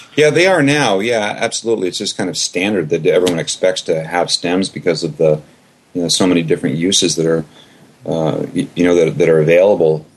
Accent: Canada; I'm originally from Canada.

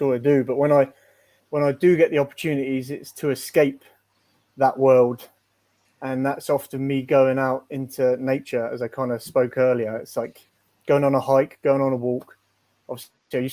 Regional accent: England, United Kingdom; moved away as an adult; now in Edmonton, Canada; for being English

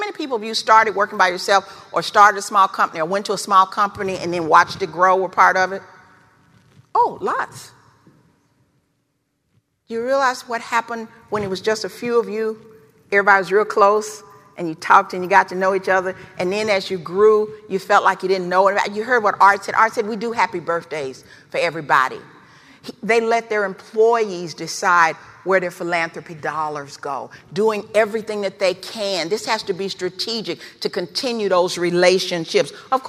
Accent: the South, United States; Growing up in the South in the 50s and 60s, I heard this word a lot.

